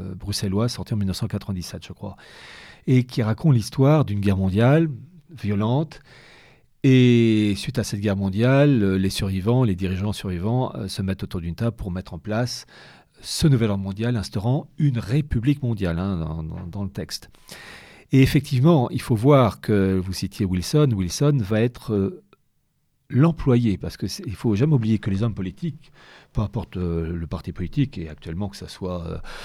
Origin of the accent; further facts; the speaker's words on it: France; on est français mais aussi européen